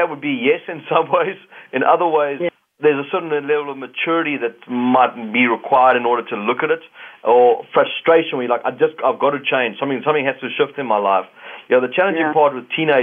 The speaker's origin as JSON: {"language": "English", "country": "South Africa", "moved": "yes", "lives_now": "Canada", "said": "Being a South African that's now a Canadian"}